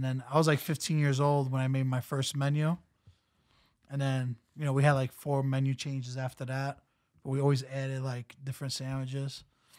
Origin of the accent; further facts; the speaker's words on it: New York City, New York, United States; now in Queens, New York, United States; grew up in Brooklyn. I moved to Queens like a year ago.